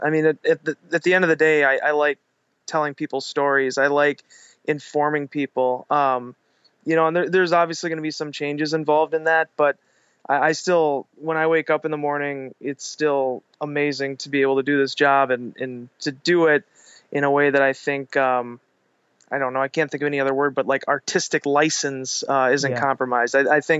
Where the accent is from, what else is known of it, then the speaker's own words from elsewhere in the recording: Green Bay, Wisconsin, United States; we're from Green Bay, we know football.